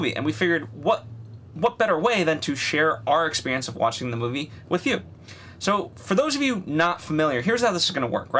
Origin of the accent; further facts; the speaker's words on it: East Coast, United States; I grew up on the East Coast, very close to New York